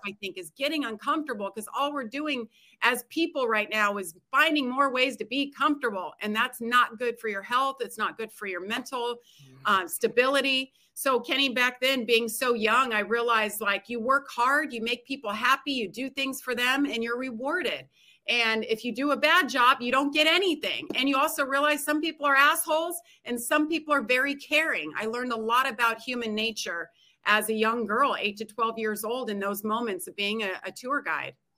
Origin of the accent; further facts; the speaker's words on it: United States; growing up in Tahoe